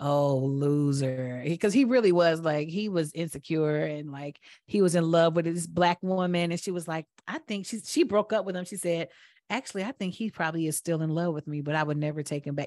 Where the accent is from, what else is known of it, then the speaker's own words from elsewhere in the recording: Atlanta, Georgia, United States; growing up in Atlanta, I thought that black people were everywhere.